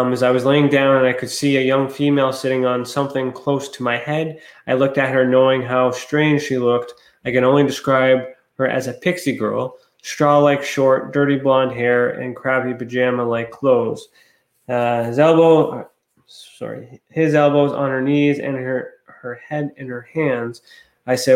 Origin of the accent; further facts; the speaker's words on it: Ontario, Canada; I'm from Ontario